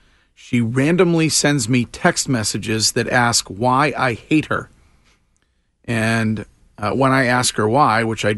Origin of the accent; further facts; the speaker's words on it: Stow, Massachusetts, United States; From my hometown.